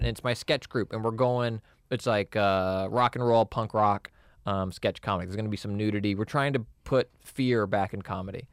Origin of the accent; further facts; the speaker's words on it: Texas, United States; I'm from Texas